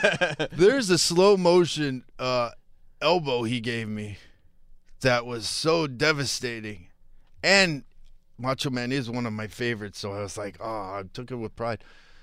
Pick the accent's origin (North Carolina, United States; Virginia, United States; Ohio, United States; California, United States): Virginia, United States; born there; I was born in Virginia.